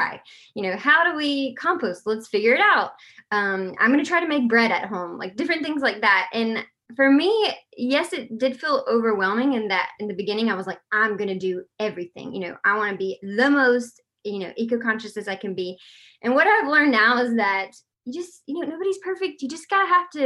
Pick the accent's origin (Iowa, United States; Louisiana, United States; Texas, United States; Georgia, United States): Georgia, United States; Columbus; moved away as an adult; also born or lived in Athens, Georgia; where I'm from, Columbus